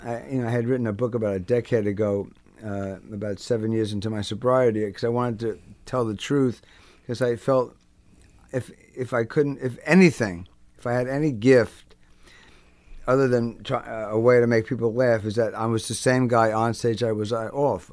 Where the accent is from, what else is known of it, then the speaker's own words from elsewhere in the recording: Englewood, New Jersey, United States; also born or lived in Brooklyn, New York; And then they moved to New Jersey, and I was raised there